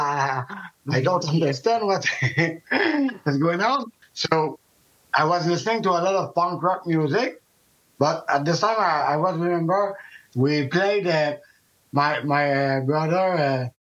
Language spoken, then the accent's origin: English; South Shore, Quebec, Canada; we are from the South Shore